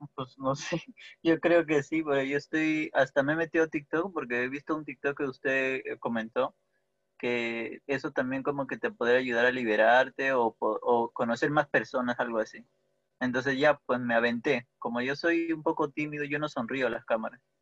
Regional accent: Peru; soy de Perú

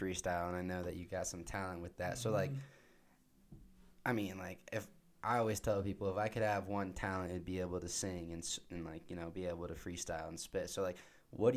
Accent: San Diego, California, United States; now in Utah, United States; I grew up in San Diego

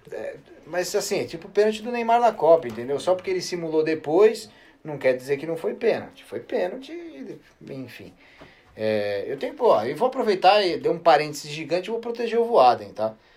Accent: São Paulo, Brazil; Juventus da Moca, né? Lugar onde eu nasci

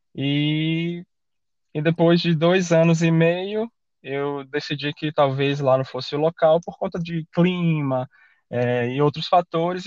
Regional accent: Aracaju, Sergipe, Brazil; moved away as an adult; also born or lived in Salvador, Brazil / Canada; now in Australia; eu sou, eu sou de Aracaju, né, nascido em Salvador

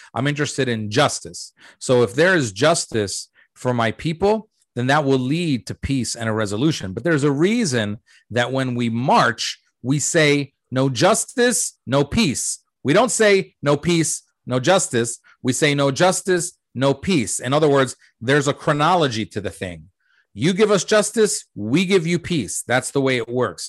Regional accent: United States; also born or lived in Jordan; we came to America when I was three

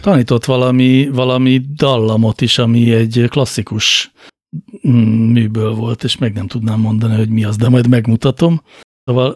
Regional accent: Budapest, Hungary; ahol én felnőttem, az Óbuda városrésze Budapestnek

